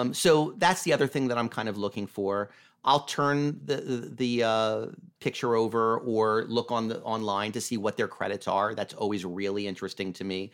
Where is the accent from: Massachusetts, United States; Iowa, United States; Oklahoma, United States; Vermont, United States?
Vermont, United States; moved away as an adult; also born or lived in Los Angeles / Santa Monica; I grew up in Vermont